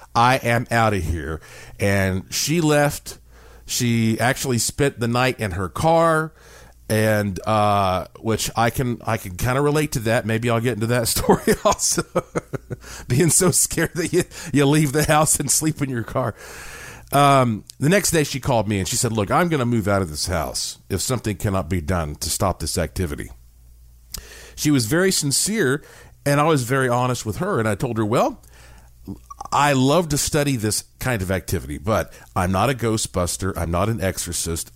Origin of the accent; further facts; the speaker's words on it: Asheville, North Carolina, United States; When I was born in Asheville, North Carolina, in the heart of the Blue Ridge Mountains, I was born with quite a heritage because my family on both sides uh, have been in Western North Carolina for hundreds of years.